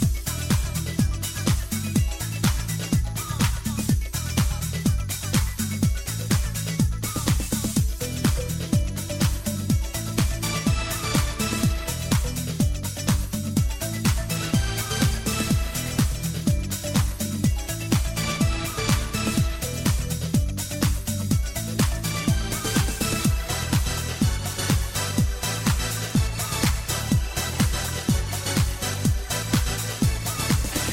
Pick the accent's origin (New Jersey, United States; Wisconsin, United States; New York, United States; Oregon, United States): Wisconsin, United States; Milwaukee; We're from Milwaukee